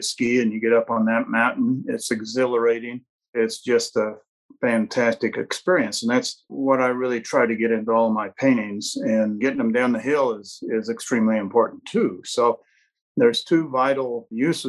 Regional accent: Colorado, United States; I was born in Colorado

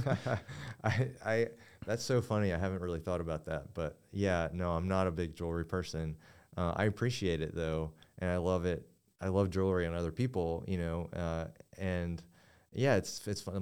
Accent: Kingsport, Tennessee, United States; opened up a jewelry store, um, near my hometown in East Tennessee

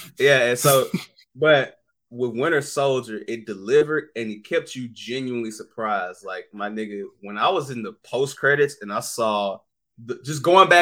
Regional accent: the South, United States; as a Southerner

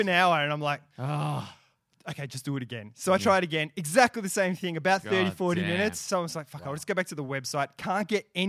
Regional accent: Australia; first language English; also born or lived in England; I was born in England, and I came to Australia when I was about 8 months old.

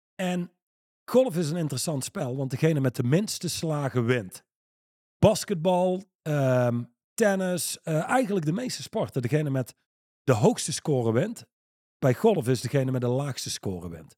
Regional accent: Netherlands

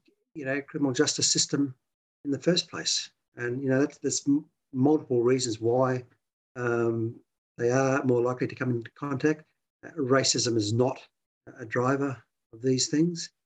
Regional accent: Queensland, Australia; now in New South Wales, Australia; my home state of Queensland

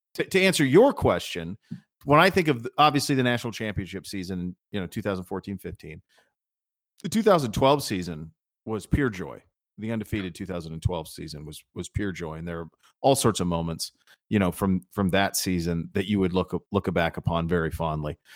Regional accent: Montana, United States; I grew up in Montana

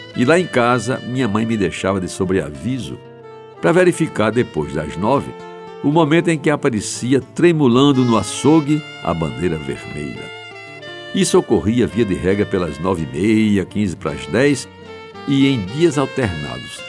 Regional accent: João Pessoa, Paraíba, Brazil; cresci em Jaguaribe

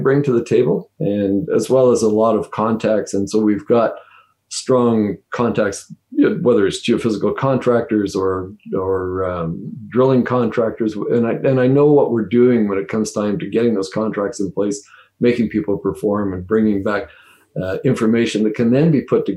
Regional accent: Northern Ontario, Canada; I'm from Northern Ontario originally

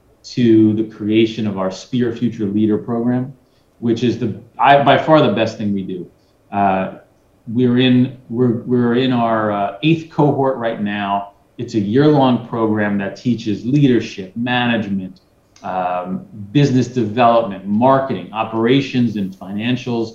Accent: New York City, New York, United States; I'm from Brooklyn, I'm a hustler

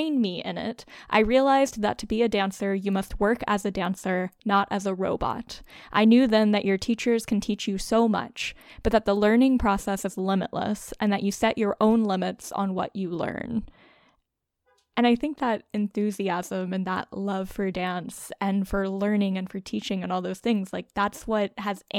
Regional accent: United States; as an American

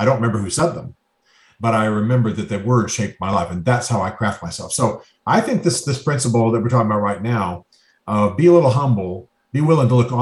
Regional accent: Germany; moved away; I grew up in Germany

